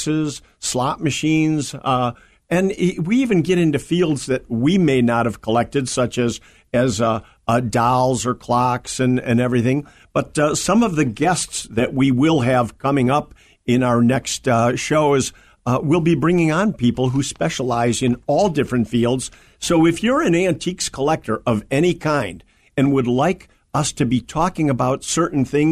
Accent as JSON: {"language": "English", "town": "Berwyn", "region": "Illinois", "country": "United States", "tie": "born or raised there", "also_born_or_lived": "Union, Illinois", "said": "I lived in Berwyn, Illinois"}